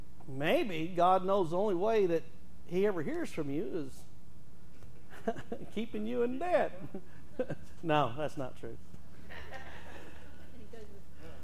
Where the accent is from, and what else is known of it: Texas, United States; now in Oklahoma, United States